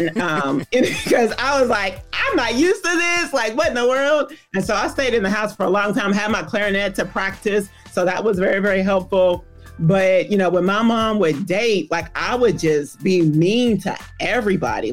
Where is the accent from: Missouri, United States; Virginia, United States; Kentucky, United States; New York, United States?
Kentucky, United States; Louisville; I am from Louisville, Kentucky, like you said, home of the Kentucky Derby. And it all began, I'm not ashamed of my age, 1970